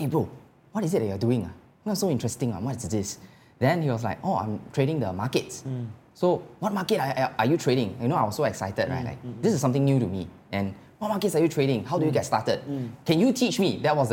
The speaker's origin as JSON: {"language": "English", "country": "Singapore", "said": "being a Singaporean"}